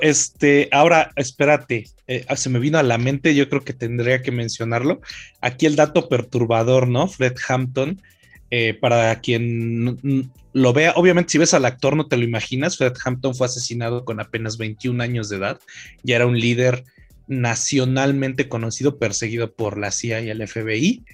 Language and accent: Spanish; Mexico; La mayoría de los mexicanos nos hacemos pendejos con que nuestra sociedad es